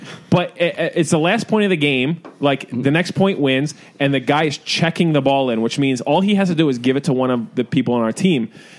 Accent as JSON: {"language": "English", "town": "Philadelphia", "region": "Pennsylvania", "country": "United States", "lives_now": "New York City, United States", "said": "Philadelphia. I mean, from suburbs of Philadelphia."}